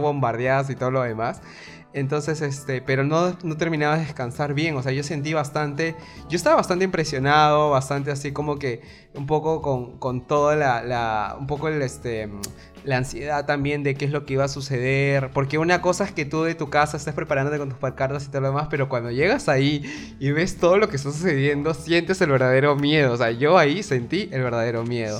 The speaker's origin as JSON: {"language": "Spanish", "country": "Peru", "said": "nos juntemos como peruanos"}